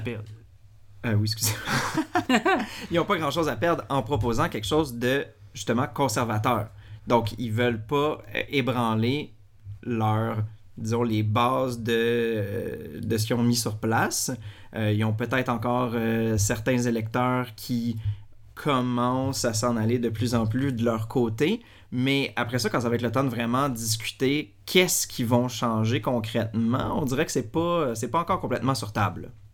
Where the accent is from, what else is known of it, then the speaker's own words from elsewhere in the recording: Quebec, Canada; en tant que Québécois